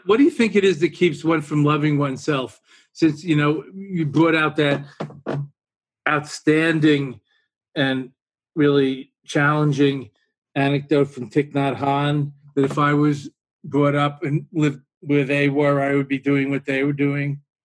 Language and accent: English; New York, United States; now in near Boston, United States; being a New Yorker originally